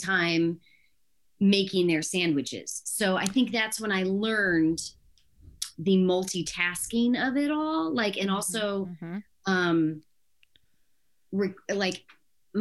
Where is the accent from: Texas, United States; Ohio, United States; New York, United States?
Ohio, United States; moved away as an adult; now in California, United States; I'm going to go in Ohio or go to school in Ohio, just like as far away as I can from my hometown, which just literally the opposite side of the state